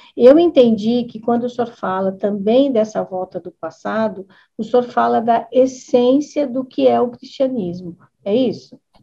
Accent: Americana, São Paulo, Brazil; Eu sou aqui da cidade de Americana

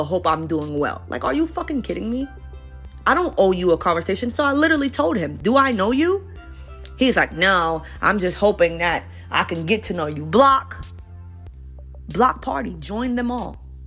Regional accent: New York City, New York, United States; I'm originally from Brooklyn, New York

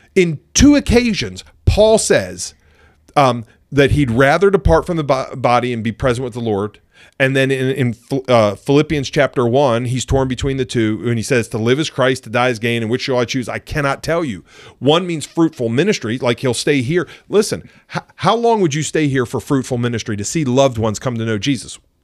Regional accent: United States; moved away; also born or lived in Ohio; I spent a lot of time growing up in Pennsylvania and Ohio

